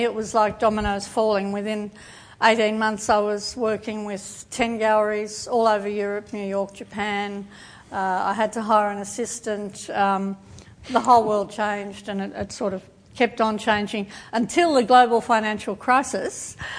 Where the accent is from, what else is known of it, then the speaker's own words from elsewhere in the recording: Melbourne, Victoria, Australia; I came from there. I came from Box Hill.